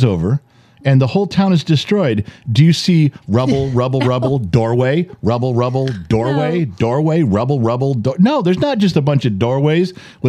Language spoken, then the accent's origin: English; Southern California, United States; We grew up in California, Southern California's